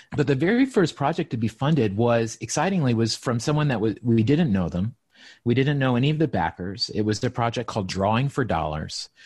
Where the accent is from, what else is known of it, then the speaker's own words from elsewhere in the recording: Appalachia, Southwest Virginia, United States; moved away; I grew up in Southwest Virginia, in Appalachia, so, like, in the mountains